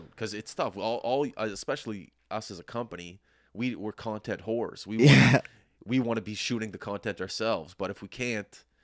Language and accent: English; Canada; It's my due diligence as a Canadian to watch.